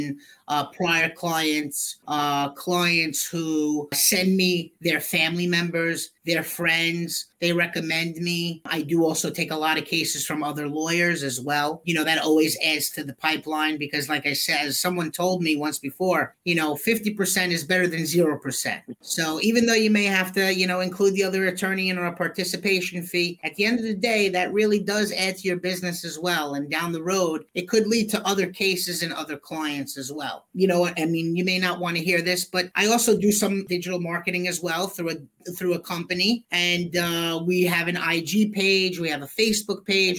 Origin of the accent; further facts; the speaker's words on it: Brooklyn, New York, United States; also born or lived in Manhattan, New York; I grew up in Brooklyn, New York